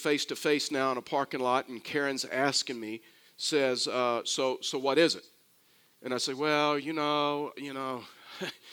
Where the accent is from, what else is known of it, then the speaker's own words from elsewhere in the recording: Texas, United States; I'm from Texas